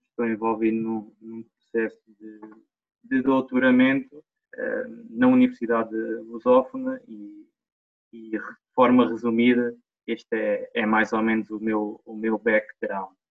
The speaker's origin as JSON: {"language": "Portuguese", "country": "Portugal", "tie": "born or raised there", "also_born_or_lived": "Reguengos de Monsaraz / Lisbon", "moved": "yes", "said": "eu comecei uh, no clube da minha terra, uh, ah, Montes Sport Clube"}